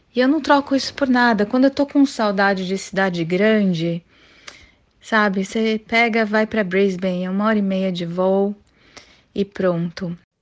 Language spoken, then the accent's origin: Portuguese; São Paulo, Brazil; now in Mackay, Australia; vim de São Paulo